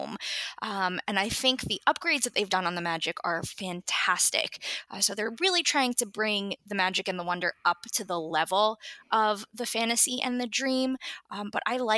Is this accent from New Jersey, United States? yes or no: yes; New Jersey, United States; moved away; also born or lived in Florida; I'm originally from New Jersey